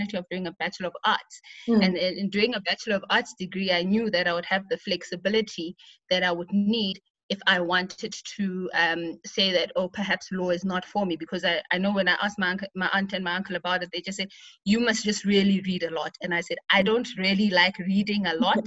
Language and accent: English; Pretoria, Gauteng, South Africa; also born or lived in Thulamahashe, Bushbuckridge, Mpumalanga / White River, Mpumalanga; So the formative years of my life was spent growing up in Pretoria, where I was raised by my father.